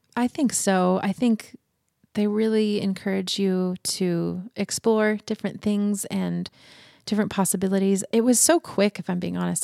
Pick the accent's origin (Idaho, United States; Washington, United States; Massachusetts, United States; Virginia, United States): Idaho, United States; Boise; also born or lived in Oregon; I was born and raised in Boise.